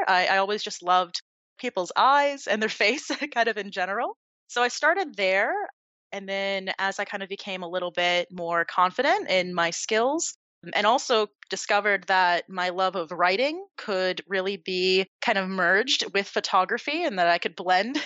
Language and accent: English; Point Pleasant, New Jersey, United States; now in South Florida, United States; originally born and raised in Point Pleasant, New Jersey